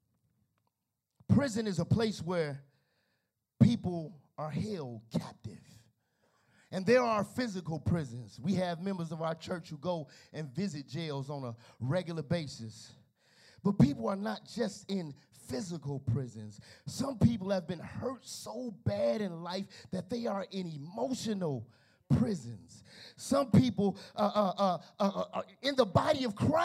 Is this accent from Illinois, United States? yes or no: yes; Chicago, Illinois, United States; now in Gary, Indiana, United States; I'm from Chicago